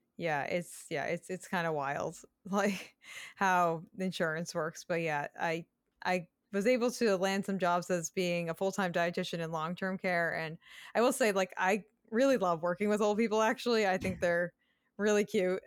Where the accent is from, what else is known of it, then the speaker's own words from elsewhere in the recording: Massachusetts, United States; I grew up in Massachusetts